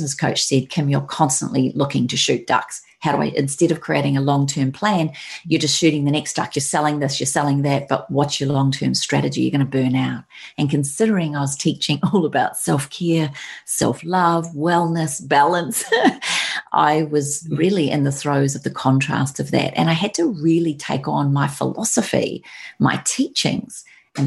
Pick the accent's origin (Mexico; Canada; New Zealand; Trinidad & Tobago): New Zealand; moved away; I now had my dream of having my business in my home country